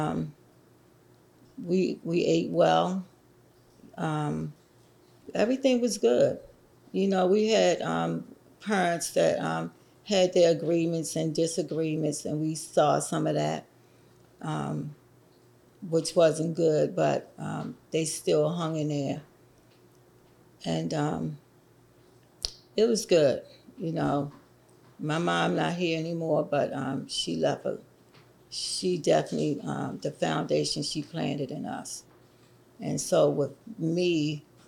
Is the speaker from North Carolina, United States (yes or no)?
no; Baltimore, Maryland, United States; I was raised up in Baltimore, the Park Heights area